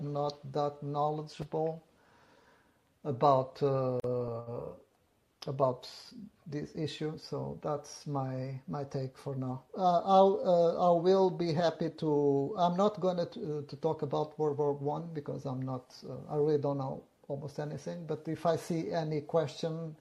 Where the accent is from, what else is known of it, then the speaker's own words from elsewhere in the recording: Portugal; now in United States; I was born in Portugal, but I've been living in the United States now.